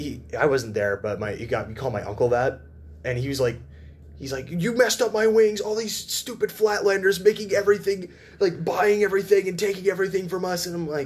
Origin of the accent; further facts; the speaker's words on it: Louisiana, United States; I'm from Louisiana.